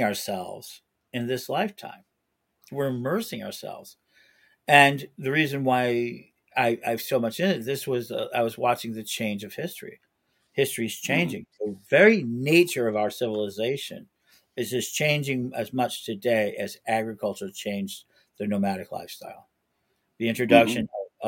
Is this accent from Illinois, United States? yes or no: yes; Chicago, Illinois, United States; I'm a Chicagoan